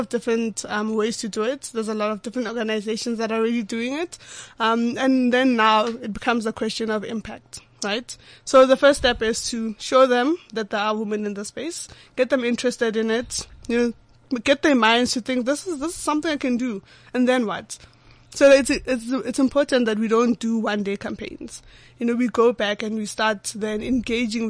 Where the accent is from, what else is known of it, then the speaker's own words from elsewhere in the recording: Pretoria, Gauteng, South Africa; I grew up in Pretoria, Atteridgeville.